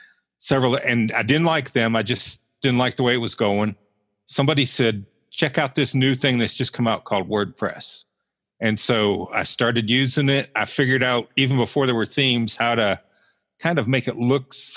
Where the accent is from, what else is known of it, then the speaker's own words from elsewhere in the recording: Roanoke, Virginia, United States; accent: somewhat Southern; moved away as an adult; also born or lived in Buffalo, New York / Georgia / Western Pennsylvania; now in Butler, United States; I was born in Buffalo, so that's how I got to be the Sabres and Bills fan. I consider Roanoke, Virginia home because that's where my dad was from and that's where I did most of my growing up. I lived there till I was about 25